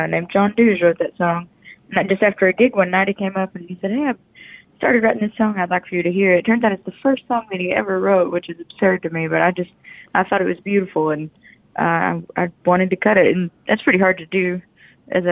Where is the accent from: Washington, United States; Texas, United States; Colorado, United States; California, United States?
Texas, United States; moved away; I'm from Texas originally